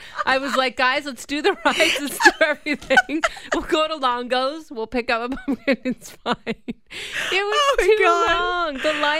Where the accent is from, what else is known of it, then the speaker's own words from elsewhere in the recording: Owen Sound, Ontario, Canada; growing up in Owen Sound